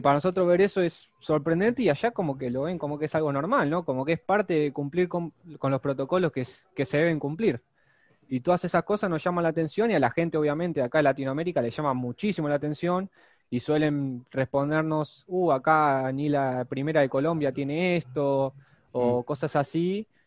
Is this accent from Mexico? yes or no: no; Argentina; somos dos chicos de Argentina